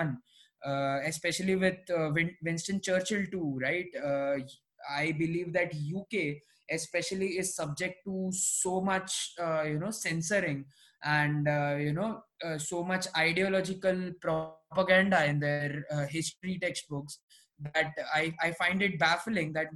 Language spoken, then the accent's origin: English; India; as an Indian